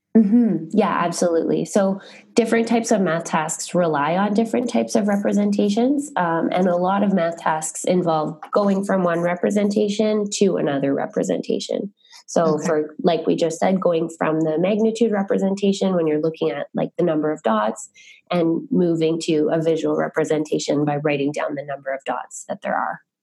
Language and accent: English; Ottawa, Ontario, Canada; I'm originally from Ottawa